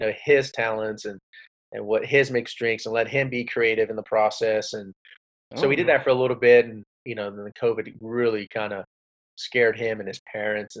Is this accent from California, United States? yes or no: no; Rio Grande Valley, Texas, United States; also born or lived in Austin, Texas; I was born in Austin, Texas, raised in the Rio Grande Valley